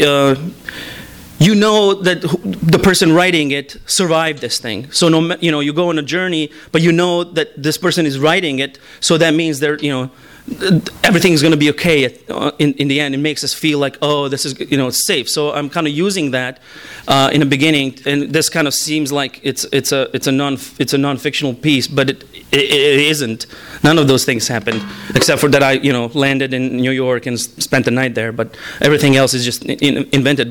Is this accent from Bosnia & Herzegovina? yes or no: yes; Bosnia & Herzegovina; first language Bosnian; English is a second language; now in United States; I am not really connected with the Bosnian uh, diaspora here